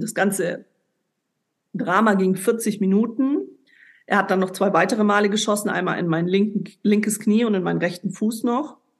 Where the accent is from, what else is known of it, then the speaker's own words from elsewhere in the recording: Ulm, Baden-Württemberg, Germany; moved away as an adult; also born or lived in Lebanon; nach Ulm, also in meine Heimat damals. Ich bin ja dann weggezogen in dem Jahr